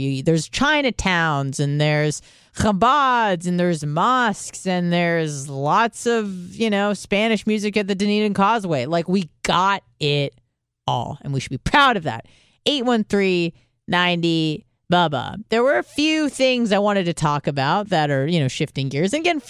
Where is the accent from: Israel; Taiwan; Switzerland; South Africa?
Israel; born there; I was born in Israel and Jewish culturally and ethnically, although non-practicing. But that doesn't mean I don't have a connection to the place.